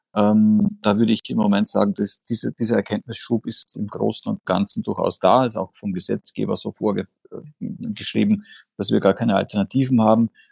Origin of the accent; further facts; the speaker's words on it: Austria; accent: Austrian; ich bin Österreicher, wie man in meiner Aussprache durchaus äh, äh, hören kann